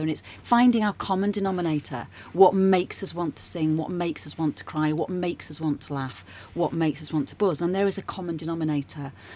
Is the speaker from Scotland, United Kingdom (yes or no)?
no; Nottingham, East Midlands, United Kingdom; moved away as an adult; also born or lived in London; now in Brighton, United Kingdom; I'm originally from Nottingham, and I lived there for a while, and then I, I, moved away from there when I got a bit older